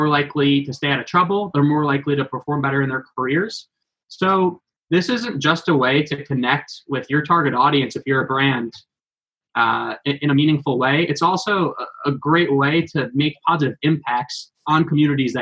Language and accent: English; Long Island, New York, United States; I'm from Long Island. Mike's Pizzas was the sponsor of my baseball team, my soccer team